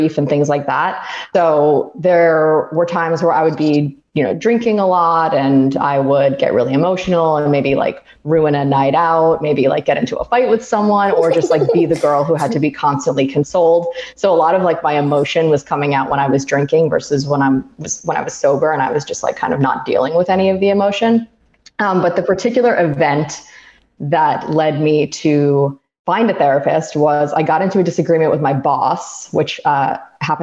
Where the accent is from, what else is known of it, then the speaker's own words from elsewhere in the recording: Roslyn, New York, United States; moved away as an adult; now in Manhattan, United States; We hail from Roslyn